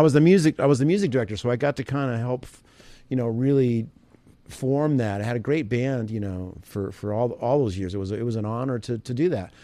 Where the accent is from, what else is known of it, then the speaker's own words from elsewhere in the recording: Evansville, Indiana, United States; I grew up in Evansville, Indiana